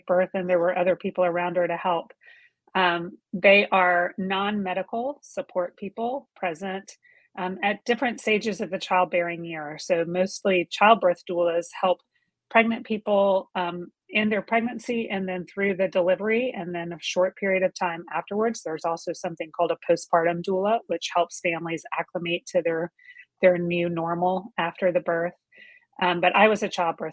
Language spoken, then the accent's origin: English; Georgia, United States; moved away as an adult; my husband and I made the decision to move back to Georgia, where I was from, moved into the house that I was born